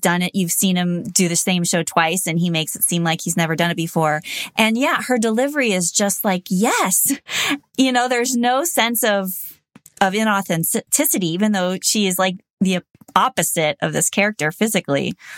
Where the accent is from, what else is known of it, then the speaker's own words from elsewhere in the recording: Los Angeles, California, United States; I grew up in the Valley in Los Angeles